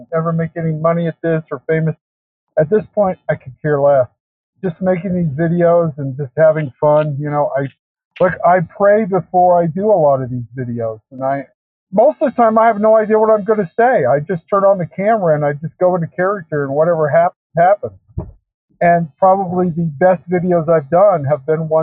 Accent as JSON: {"language": "English", "region": "Utah", "country": "United States", "tie": "born or raised there", "said": "I grew up in Utah"}